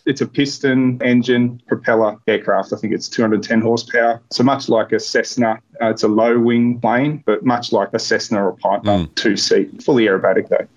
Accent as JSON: {"language": "English", "town": "Port Macquarie", "region": "New South Wales", "country": "Australia", "tie": "born or raised there", "also_born_or_lived": "Bega, New South Wales / Cowra, New South Wales", "said": "I grew up in Port Macquarie"}